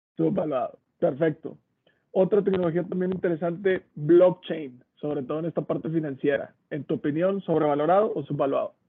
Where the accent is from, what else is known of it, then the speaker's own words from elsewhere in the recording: Mexico; como mexicanos